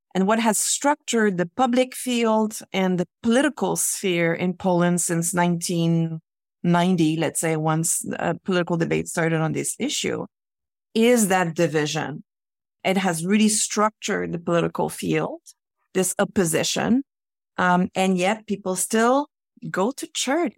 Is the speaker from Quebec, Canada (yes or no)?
yes; Quebec, Canada; I grew up in Quebec in the nineteen seventies